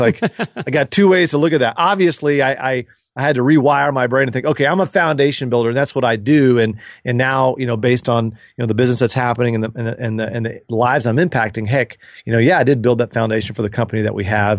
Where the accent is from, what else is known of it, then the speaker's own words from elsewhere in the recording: Dallas, Texas, United States; I grew up in Dallas and with my sister.